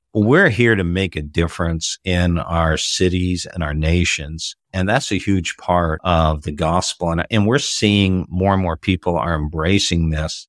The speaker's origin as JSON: {"language": "English", "town": "Toronto", "region": "Ontario", "country": "Canada", "tie": "born or raised there"}